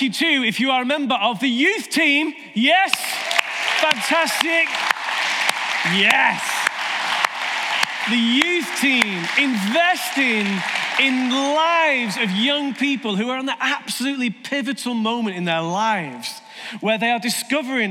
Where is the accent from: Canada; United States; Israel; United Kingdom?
United Kingdom; we're British